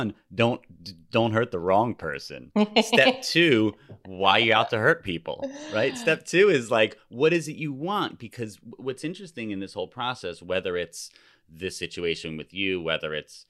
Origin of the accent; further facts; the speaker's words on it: New Jersey, United States; I'm from New Jersey.